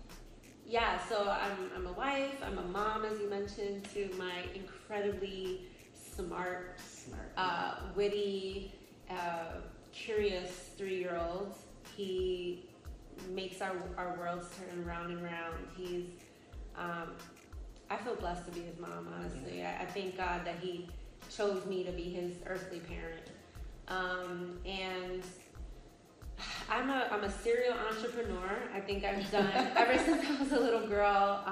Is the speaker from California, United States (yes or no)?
no; New York City, New York, United States; now in North Carolina, United States; We grew up in New York City